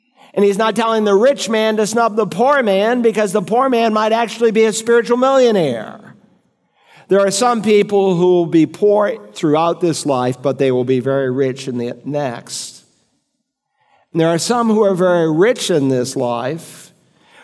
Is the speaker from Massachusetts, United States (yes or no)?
yes; Worcester, Massachusetts, United States; a little town called Worcester, Massachusetts, where I am from